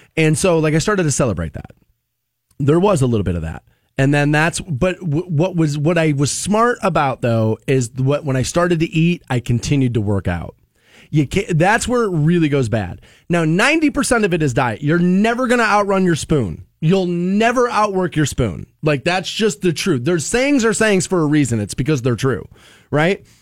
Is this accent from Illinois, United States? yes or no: no; Aurora, Ohio, United States; I grew up in Aurora Shores and there was a pool walking distance from my house.